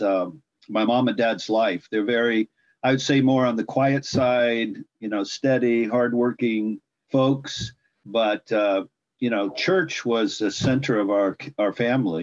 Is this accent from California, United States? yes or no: yes; California, United States; I was born and raised in California.